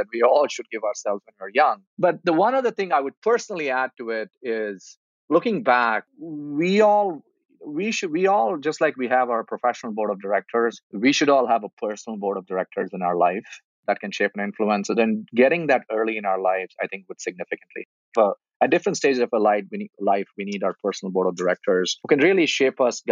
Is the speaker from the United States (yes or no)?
no; India; moved away; I grew up in India, and my dad died early in my life when I was 15